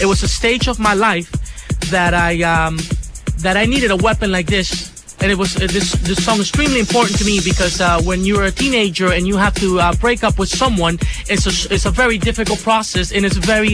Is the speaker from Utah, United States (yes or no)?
no; Miami, Florida, United States; also born or lived in Cuba; I'm Cuban. Originally from the island of Cuba, and I was raised in the city of Miami. I'm from South Florida